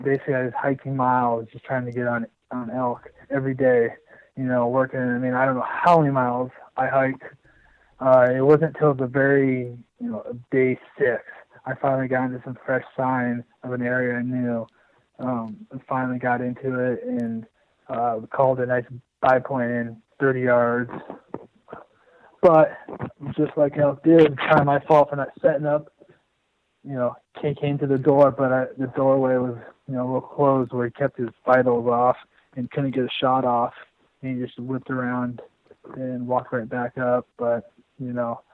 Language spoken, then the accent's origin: English; Indianola, Iowa, United States; moved away; I grew up in Iowa. I'm from you know south central Iowa, uh, south around Indianola area